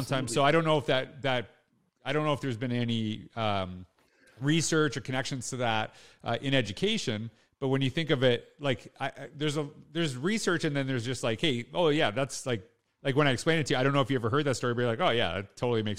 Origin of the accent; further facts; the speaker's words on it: Canada; And this is something that connects with me because I'm Canadian.